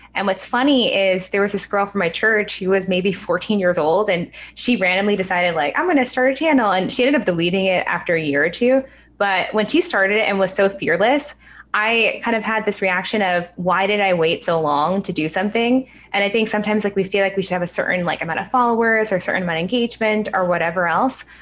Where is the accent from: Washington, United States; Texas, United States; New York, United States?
New York, United States; I'm actually born and raised in New York, so I've never been anywhere else. But my family lives out in the suburbs